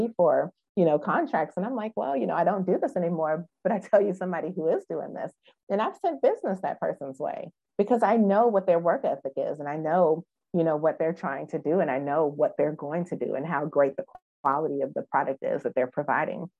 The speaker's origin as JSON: {"language": "English", "region": "Wisconsin", "country": "United States", "moved": "yes", "lives_now": "Memphis, United States", "said": "I'm from Wisconsin."}